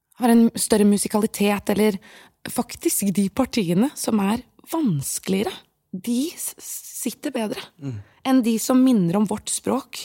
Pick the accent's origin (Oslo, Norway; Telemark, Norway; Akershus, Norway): Akershus, Norway; Bærum; first language Persian and Norwegian; født og oppvokst i Bærum